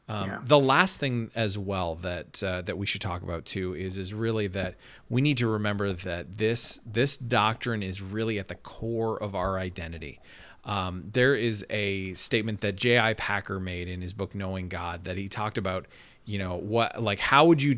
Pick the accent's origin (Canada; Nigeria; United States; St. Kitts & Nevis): Canada; moved away; understanding that I'm Canadian makes me make a lot more sense